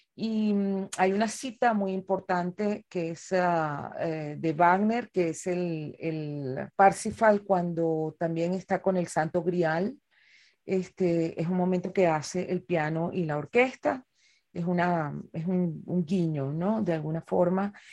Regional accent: Caracas, Capital District, Venezuela; la ciudad de Caracas, que es la ciudad donde yo nací y como con frecuencia digo, en la ciudad donde vivo por elección

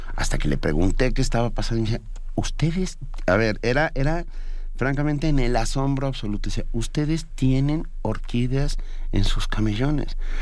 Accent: Venezuela; como venezolano

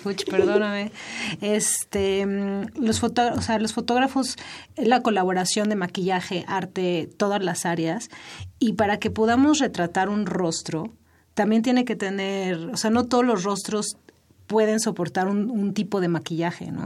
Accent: Mexico; como mexicanos

